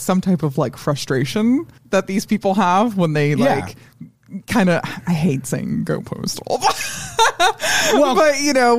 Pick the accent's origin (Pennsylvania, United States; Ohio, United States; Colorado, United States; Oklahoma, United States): Colorado, United States; I grew up in Colorado.